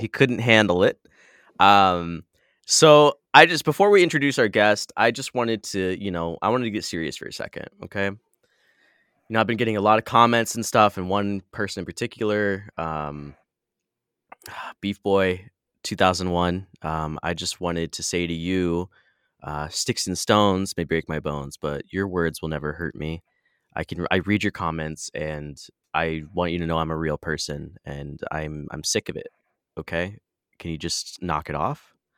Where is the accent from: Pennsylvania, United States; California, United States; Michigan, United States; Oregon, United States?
Michigan, United States; now in San Diego, United States; I grew up in Michigan